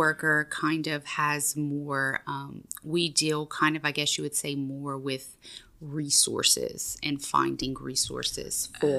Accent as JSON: {"language": "English", "town": "Maurice", "region": "Louisiana", "country": "United States", "lives_now": "Breaux Bridge, United States", "said": "I am originally from Maurice, Louisiana, which is a small town outside of Lafayette."}